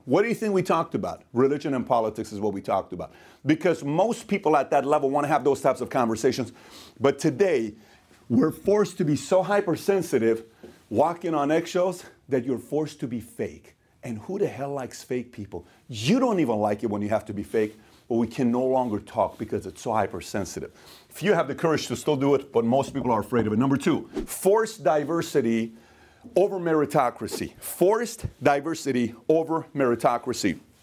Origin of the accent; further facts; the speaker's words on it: Iran; moved away; I am from Iran. I'm Middle Eastern.